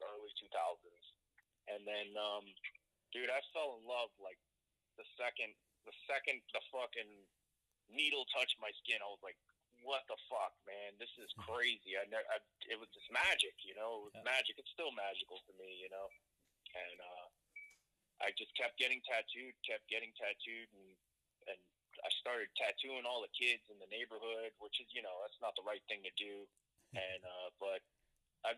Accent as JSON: {"language": "English", "town": "Miami", "region": "Florida", "country": "United States", "moved": "yes", "lives_now": "Madisonville, United States", "said": "I'm from Miami, but now I'm tattooing up in Kentucky, in Madisonville"}